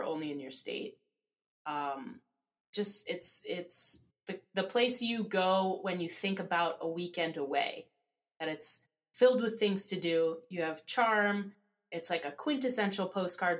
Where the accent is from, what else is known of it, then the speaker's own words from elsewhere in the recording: New Jersey, United States; moved away; also born or lived in Chicago; I grew up in New Jersey